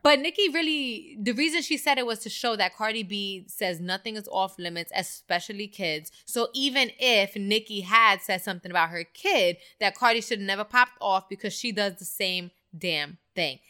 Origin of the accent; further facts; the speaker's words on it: New York City, New York, United States; I'm from the Bronx